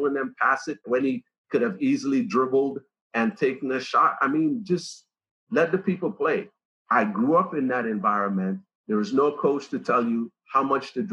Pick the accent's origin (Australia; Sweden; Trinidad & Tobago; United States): Trinidad & Tobago; moved away; we have tons of attacking personalities in the Caribbean, especially where I came from